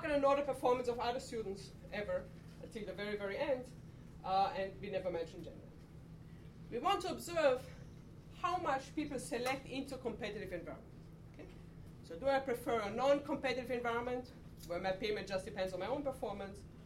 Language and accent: English; Austria; moved away; I'm from Austria. We do a lot of downhill skiing